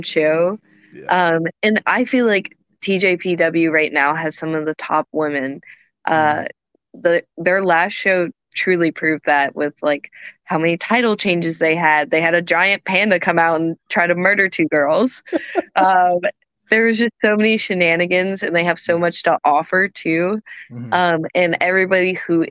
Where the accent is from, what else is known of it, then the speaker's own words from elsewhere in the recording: United States; I'm American